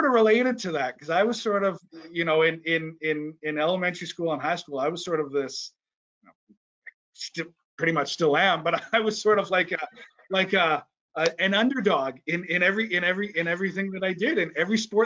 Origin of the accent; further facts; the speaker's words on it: Vancouver, British Columbia, Canada; I was born and raised in BC